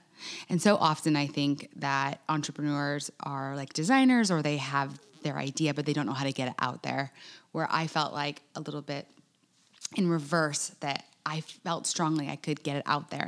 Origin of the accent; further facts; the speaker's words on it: Laguna Beach, California, United States; moved away as an adult; also born or lived in Winston-Salem, North Carolina; now in Charleston, United States; Yeah. So I grew up in Laguna Beach, California, and lived there my whole life. I come from five kids, and I'm the only one of the kids that was born outside California. And I was born in Winston-Salem, North Carolina